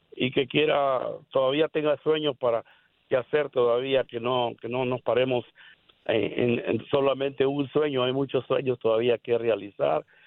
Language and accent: Spanish; El Salvador; moved away; yo, soy de El Salvador.